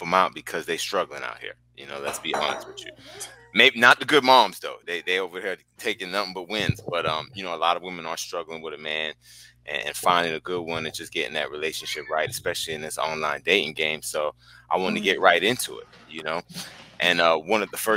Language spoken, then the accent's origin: English; Jamaica; accent: Jamaican; I'm Jamaican